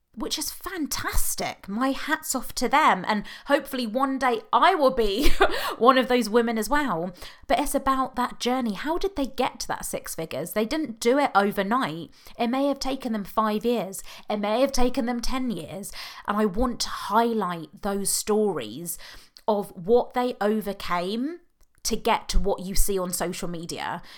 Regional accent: United Kingdom; accent: British; now in Oxfordshire, United Kingdom; even though I know you can tell from my accent I'm British

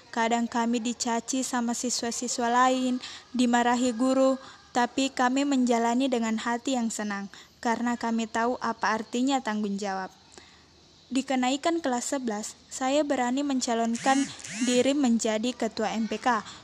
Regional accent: Wajo Regency, South Sulawesi, Indonesia; berasal dari Kabupaten Wajo

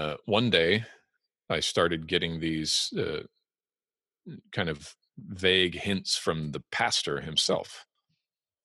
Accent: Los Angeles, California, United States; moved away as an adult; also born or lived in Alberta, Canada / England / Germany / Iraq; now in Washington, United States; We immigrated to the United States in 1988, and I lived there in Los Angeles, in various parts of the greater Los Angeles area, till 2001

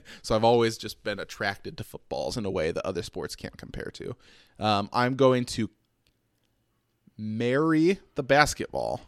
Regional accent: Detroit, Michigan, United States; I'm from Detroit

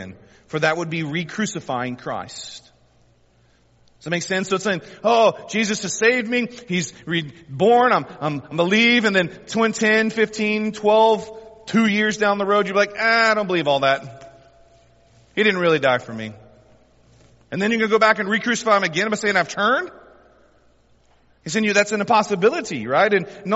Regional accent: the South, United States; We're most of us born and raised in the South

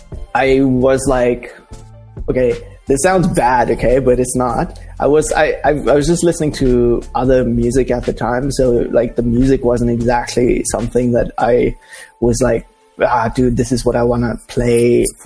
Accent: Dubai, United Arab Emirates; I grew up in Dubai. So it's one of those like third culture kid things where you kind of, where are you from? And it's like, oh, I don't know. I'm from India. I'm from Dubai, but I'm not from Dubai.

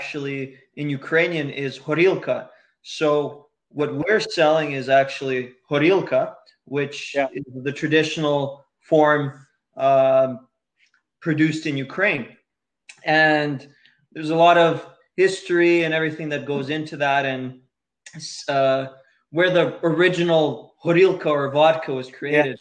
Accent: Edmonton, Alberta, Canada; I'm originally born in Edmonton, Alberta.

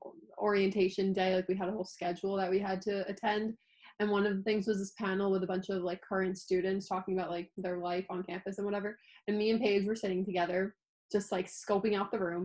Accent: Long Island, New York, United States

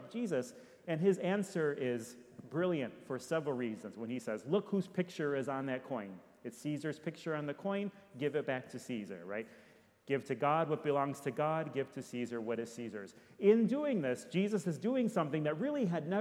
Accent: Detroit, Michigan, United States; now in Orlando, United States; I'm from Detroit

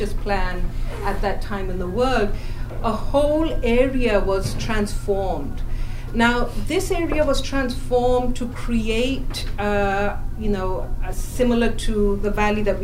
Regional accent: Pakistan; first language English; moved away as an adult; now in United States; someone who has studied English literature in Pakistan and then American literature in the US

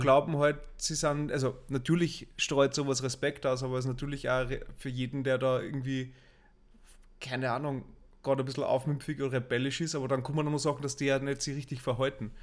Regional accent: Asten, Upper Austria, Austria; wir sind ja am, am Land aufgewachsen im, oder im Linzer Vorstadt

